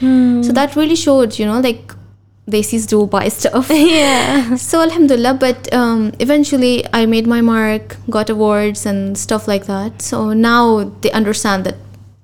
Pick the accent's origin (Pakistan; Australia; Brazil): Pakistan; now in Dubai, United Arab Emirates; So being a Pakistani, it can be a bit tricky. Although we have a lot of multinational, like there's a lot of different nationalities living here in Dubai, and I love that.